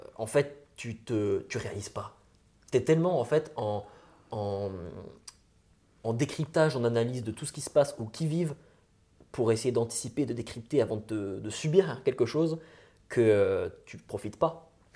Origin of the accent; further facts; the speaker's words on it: near Besançon, Bourgogne-Franche-Comté, France; also born or lived in Lyon; je suis né à Lyon, en, donc en 1997. Et, euh, j'ai plus vécu en Franche-Comté quand, j'étais gosse. j'ai plus près de Besançon